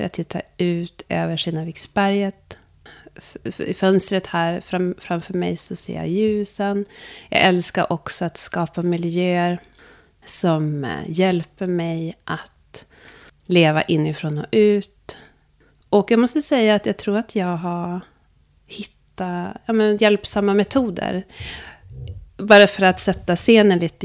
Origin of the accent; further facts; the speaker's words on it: Sweden; also born or lived in Ethiopia; Jag är adopterad från Etiopien. Jag kom till Sverige när jag var tio veckor gammal